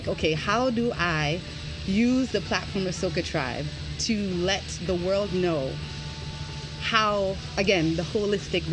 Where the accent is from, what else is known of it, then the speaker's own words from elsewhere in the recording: New York City, New York, United States; moved away as an adult; now in Washington, D.C., United States; I was actually born and raised in Brooklyn to two Trinidadian parents